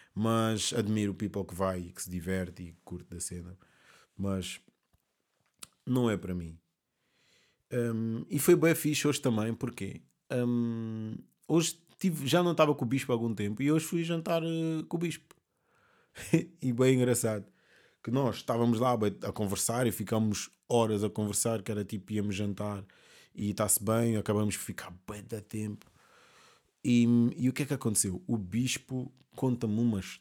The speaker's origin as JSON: {"language": "Portuguese", "town": "Amadora", "region": "Lisbon", "country": "Portugal", "tie": "born or raised there", "also_born_or_lived": "Mozambique"}